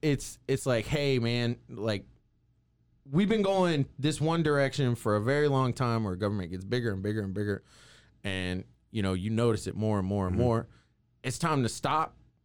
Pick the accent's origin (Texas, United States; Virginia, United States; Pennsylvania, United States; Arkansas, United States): Texas, United States; Waco; I grew up in Waco. I went to Waco High. Yep. I grew up in the local punk rock scene.